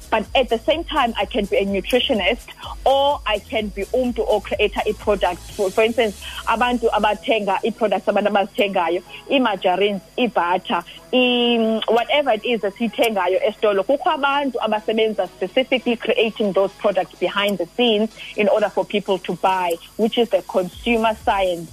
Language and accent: English; Mdantsane, Eastern Cape, South Africa; ndingwasemdantsane born and bred emdantsane